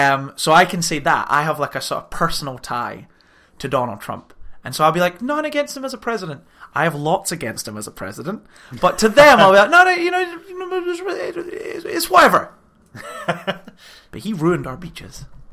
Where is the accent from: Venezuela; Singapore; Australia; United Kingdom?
United Kingdom; Aberdeen, Scotland; I'm from Aberdeen